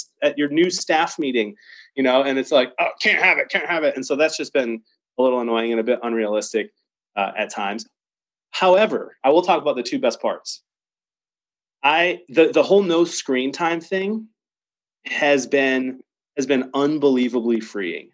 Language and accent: English; Detroit, Michigan, United States; now in Chicago, United States; I live in Chicago. I was born in Detroit.